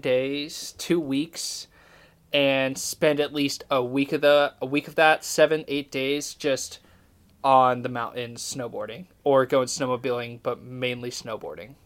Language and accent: English; Idaho, United States; now in Tallahassee, United States; I think about living back in Idaho